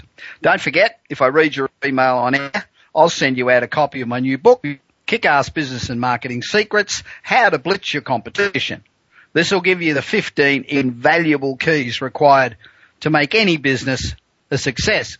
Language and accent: English; Australia; moved away as an adult; now in United States; I am Australian, although I've lived in the US for 25 years